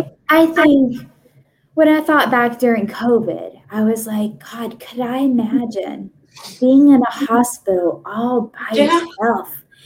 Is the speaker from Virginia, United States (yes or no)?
yes; Virginia, United States; I'm from Virginia.